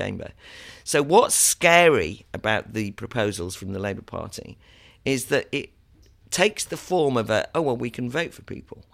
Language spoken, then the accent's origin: English; Wales, United Kingdom; I'm from Wales. I have family in Wales